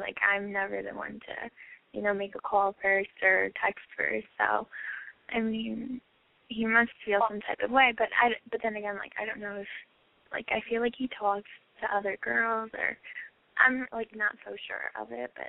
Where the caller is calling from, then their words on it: New York, United States; Hi, I'm from New York